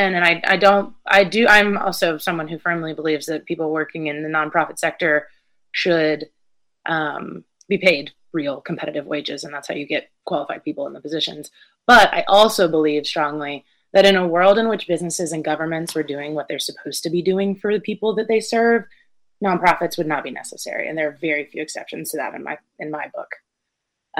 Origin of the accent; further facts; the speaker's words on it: Brevard, North Carolina, United States; also born or lived in Connecticut; very much from western north carolina raised in brevard